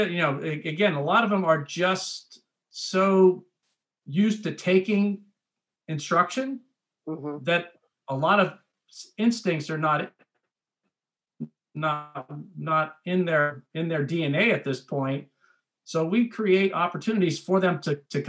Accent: Erie, Pennsylvania, United States; moved away as an adult; now in Frederick, United States; I'm from Erie, Pennsylvania. I grew up in Erie, Pennsylvania.

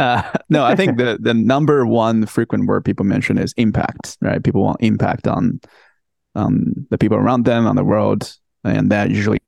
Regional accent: China; I'm fucking 100% Chinese, man.

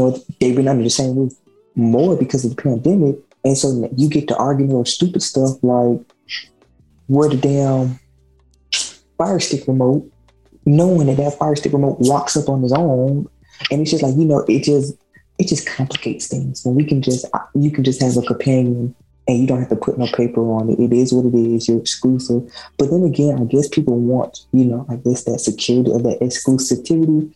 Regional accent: the South, United States; we're from the South

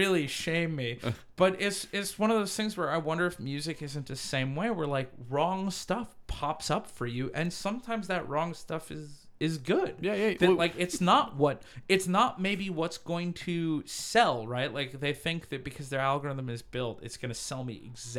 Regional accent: Chicago, Illinois, United States; I'm from Chicago.

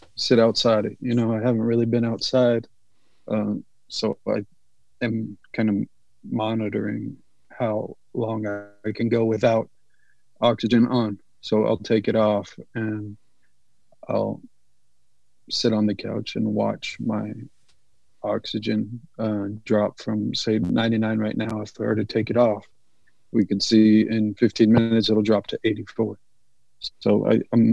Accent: San Jose, California, United States; I'm from San Jose, California.

